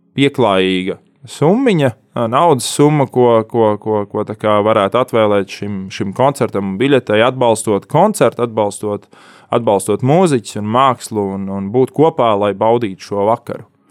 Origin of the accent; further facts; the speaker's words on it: Talsi, Kurzeme, Latvia; Es esmu dzimis Latvijā, Jā, Talsos.